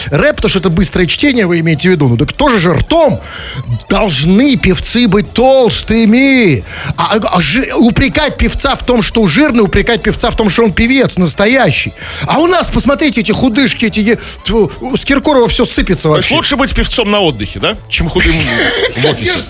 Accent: Saint Petersburg, Russia; Мы, петербуржцы, говорим вежливо.

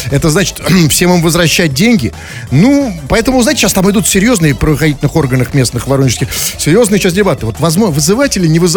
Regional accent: Belarus; мы тоже, мы абсолютно, белорусы, да, и да, э, граждане Беларуси и других стран

